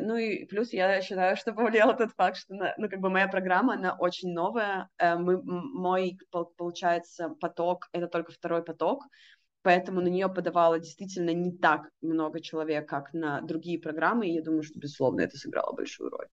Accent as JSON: {"language": "Russian", "country": "Russia", "moved": "yes", "said": "я из России"}